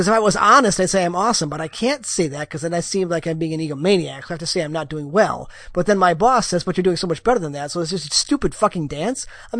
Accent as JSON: {"language": "English", "country": "United States", "said": "as an American"}